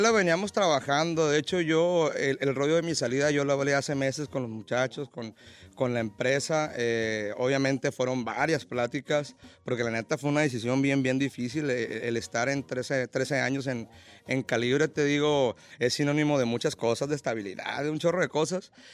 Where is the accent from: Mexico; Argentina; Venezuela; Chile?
Mexico; Mazatlán, Sinaloa; Yo soy originario de Mazatlán, Sinaloa